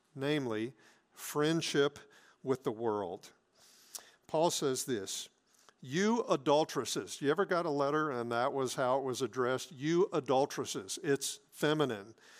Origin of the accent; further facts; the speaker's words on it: South Mississippi, United States; moved away; I grew up in South Mississippi